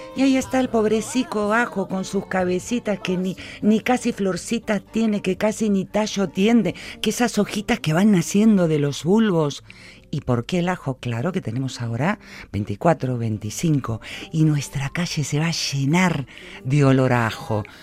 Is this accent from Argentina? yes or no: yes; Argentina; now in Vitoria, Spain; como buena argentina